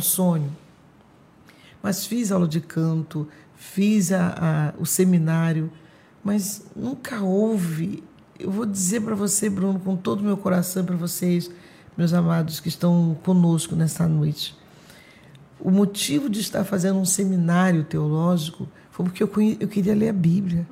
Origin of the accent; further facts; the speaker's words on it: Araruama, Rio de Janeiro, Brazil; also born or lived in São Gonçalo; Sou dessa terra, Araruama, mas estamos ali em São Gonçalo, né? Já nascemos em Araruama